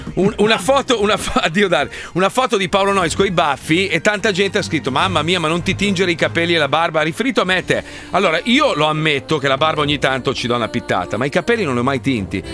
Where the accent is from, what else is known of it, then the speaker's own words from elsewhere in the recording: Italy; moved away as an adult; now in Miami, United States; in Italia, sul territorio italiano, che è E anche il mio paese